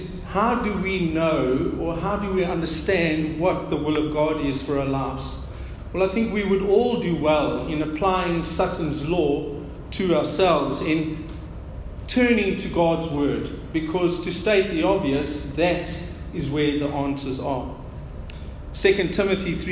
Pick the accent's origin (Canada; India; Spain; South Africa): South Africa; our South African native language